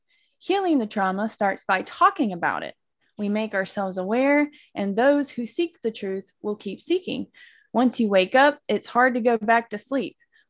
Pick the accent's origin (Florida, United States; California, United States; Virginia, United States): Florida, United States; Macclenny; I am from McClenny, Florida, which is near Jacksonville, like the Jacksonville Jaguars.